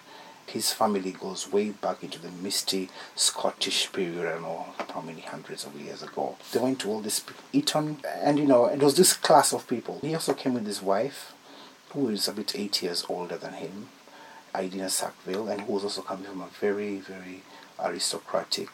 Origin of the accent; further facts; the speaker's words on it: Nairobi, Kenya; I'm from Nairobi